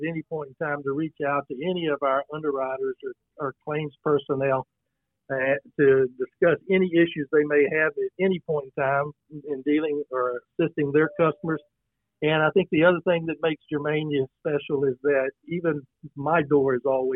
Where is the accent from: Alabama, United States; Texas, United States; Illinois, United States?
Texas, United States; Brenham; born and raised in Brenham, Washington County